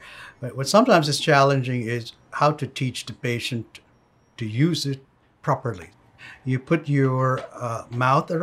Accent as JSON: {"language": "English", "country": "Philippines", "moved": "as an adult", "lives_now": "New York City, United States", "said": "I'm from the Philippines."}